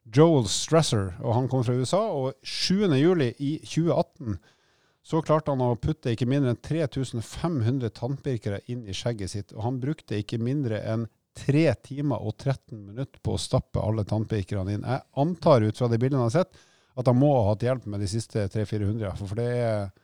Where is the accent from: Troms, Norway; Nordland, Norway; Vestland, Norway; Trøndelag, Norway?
Nordland, Norway; Bodø; moved away; jeg kommer fra Nord-Norge